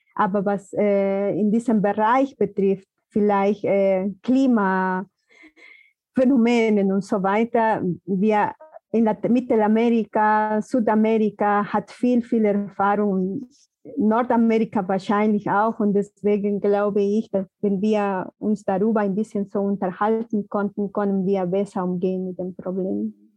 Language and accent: German; Peru; German is a second language; now in Germany; Ich komme aus den Provinzen und da ist auch anders